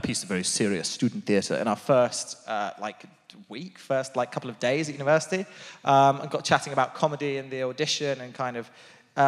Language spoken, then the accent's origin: English; Portsmouth, South East England, United Kingdom; I was from Portsmouth